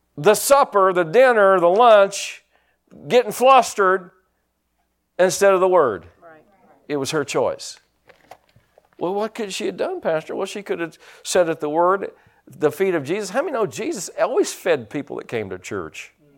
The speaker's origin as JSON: {"language": "English", "area": "Pike County", "region": "Indiana", "country": "United States", "said": "I was from Pike County"}